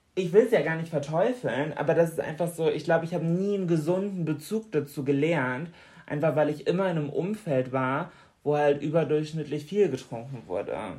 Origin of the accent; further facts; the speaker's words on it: Bremen, Germany; bei uns in Bremen an der Uni